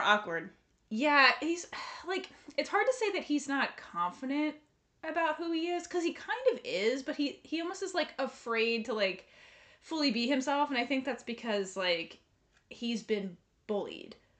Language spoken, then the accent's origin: English; United States; we grew up in America